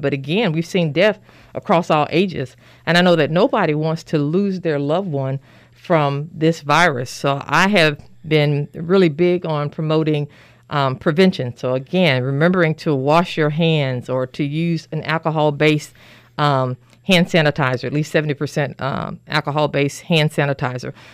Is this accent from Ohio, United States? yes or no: no; Little Rock, Arkansas, United States; moved away as an adult; also born or lived in Pearlglow, Arkansas; now in Danville, United States; I'm originally from Little Rock, Arkansas. Um, I was born there, raised, educated, did my medical school training and residency there.